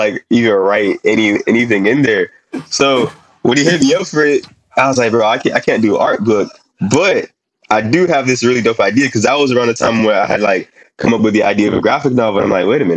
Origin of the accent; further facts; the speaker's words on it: Haiti; also born or lived in New York; now in Miami, United States; I'm from Haiti